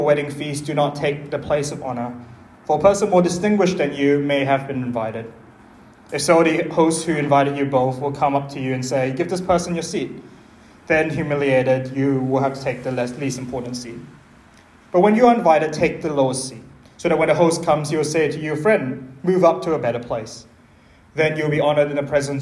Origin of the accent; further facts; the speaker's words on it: Malaysia; in my culture, I'm Chinese Malaysian